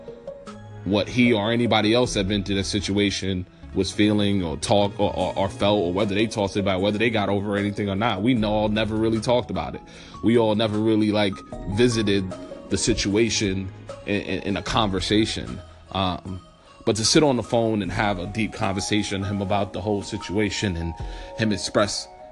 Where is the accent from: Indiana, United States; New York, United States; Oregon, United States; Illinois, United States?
New York, United States; New York City; growing up in New York and growing up in the Bronx